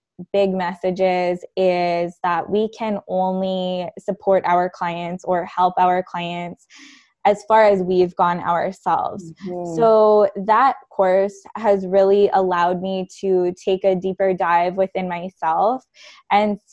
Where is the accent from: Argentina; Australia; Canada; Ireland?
Canada; I'm Canadian